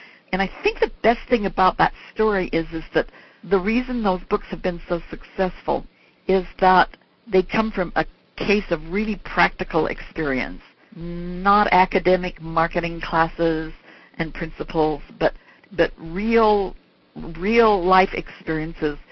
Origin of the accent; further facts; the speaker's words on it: Salt Lake City, Utah, United States; moved away; Salt Lake City's my hometown